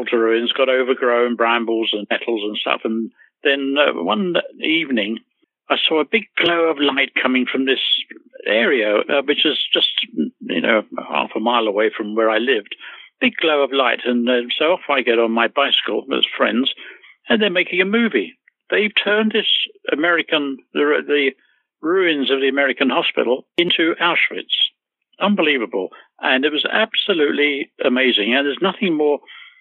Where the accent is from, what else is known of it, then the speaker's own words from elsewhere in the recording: Hertfordshire, East of England, United Kingdom; also born or lived in London; I was born in London, King's Cross, but brought up in the countryside, a little about 30 miles odd outside of London in Hertfordshire